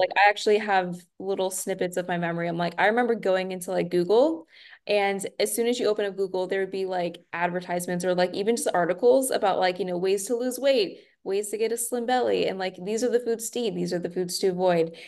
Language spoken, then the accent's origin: English; Nashville, Tennessee, United States; now in Austin, United States; I'm originally from Nashville, but living in Texas